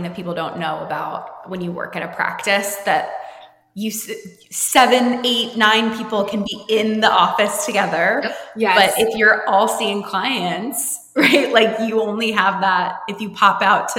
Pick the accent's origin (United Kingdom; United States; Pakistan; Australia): United States; New Jersey; And I grew up in New Jersey, but I moved a lot growing up.